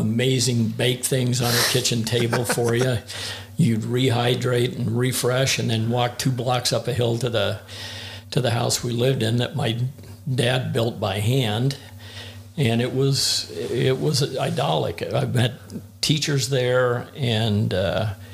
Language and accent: English; Jacksonville, Oregon, United States; also born or lived in Los Angeles, California; we ended up in Jacksonville, Oregon, and lived there until I was 18, graduated from Medford High School.